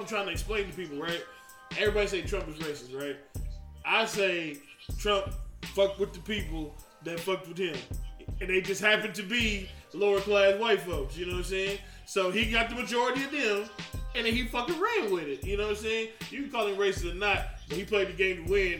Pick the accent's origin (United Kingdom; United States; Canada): United States; the South; I'm from the South. That's how we was raised